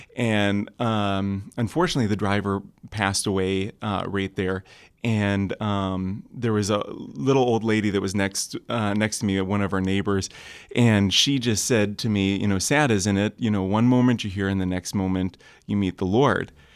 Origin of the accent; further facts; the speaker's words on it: Kalamazoo, Michigan, United States; I'm from Kalamazoo, Michigan